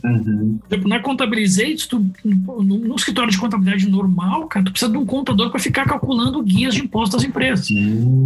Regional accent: Porto Alegre, Rio Grande do Sul, Brazil; Sou gaúcho, sou natural de Porto Alegre

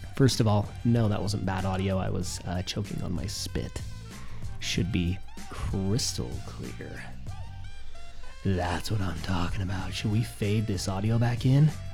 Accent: Sandy, Utah, United States; I came from Sandy, Utah, uh, the East Bench

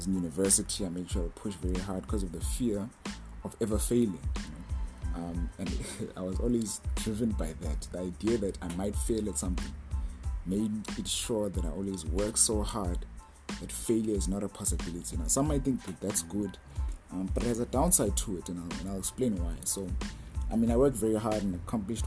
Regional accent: South Africa; I'm from South Africa, part of a ministry

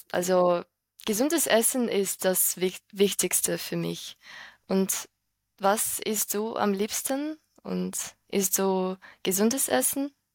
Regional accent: Ukraine; German is a second language; ich komme aus der Ukraine und ich bin 22 Jahre alt. Ich wohne jetzt in der Ukraine mit meiner Schwester

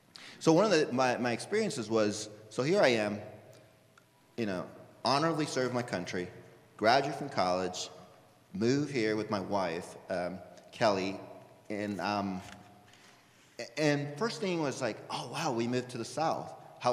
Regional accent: Mexico; I'm just from Mexico. That's just my experience.

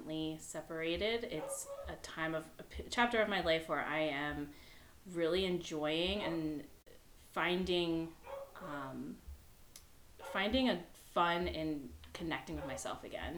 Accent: East Coast, United States; now in Michigan, United States; I'm originally from the East Coast, so I think I'm the only non-Michigander

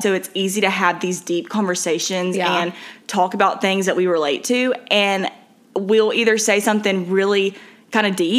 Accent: Alabama, United States; moved away as an adult; now in Atlanta, United States; I'm from a really small town in Alabama.

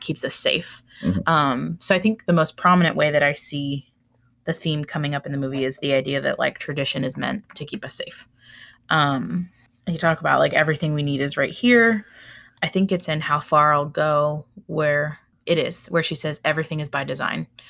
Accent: Florida, United States; also born or lived in Baltimore; now in Tennessee, United States; I grew up in Florida. I we live in Tennessee. I lived in Baltimore and then I came back

